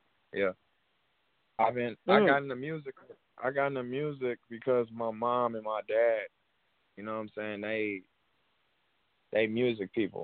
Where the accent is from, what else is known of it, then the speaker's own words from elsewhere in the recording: Chicago, Illinois, United States; I'm from Chicago